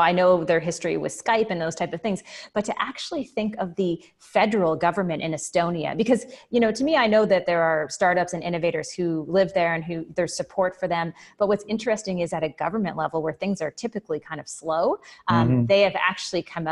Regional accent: Canada; as a Canadian

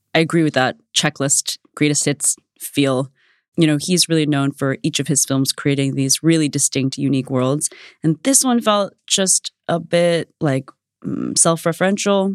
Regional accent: United States; also born or lived in Vietnam (family origin); I grew up in suburban America in the nineties

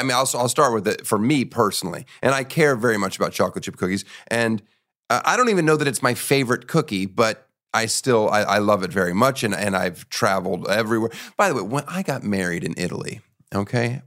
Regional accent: Boppard, Rhineland-Palatinate, Germany; moved away; I was born in Germany

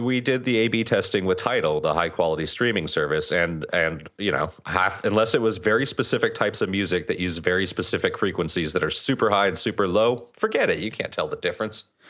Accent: United States; I'm German-American. I was born here. I'm not, I'm not from Germany.

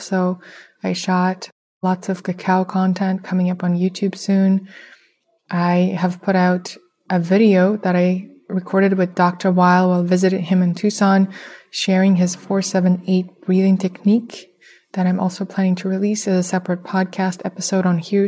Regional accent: Russia; moved away; I come from Russia

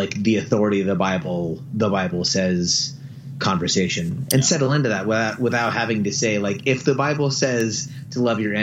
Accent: San Francisco Bay Area, California, United States; growing up in the Bay Area and being like a leader in a religious context

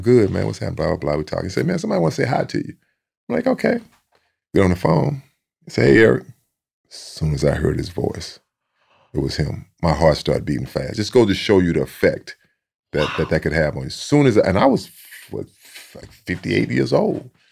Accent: Sealy, Texas, United States; a lot of Aggies in my hometown of Seeley

